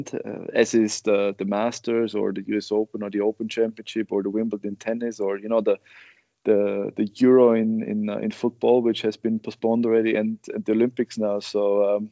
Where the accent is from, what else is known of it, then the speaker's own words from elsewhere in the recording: Oberwart, Burgenland, Austria; English is a second language; Oberwald is my hometown where I grew up